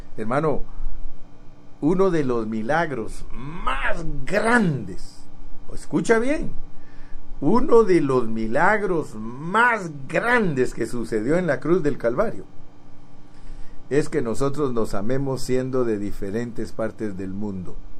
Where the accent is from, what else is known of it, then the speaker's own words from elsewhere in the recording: Guatemala; moved away; yo nací en Guatemala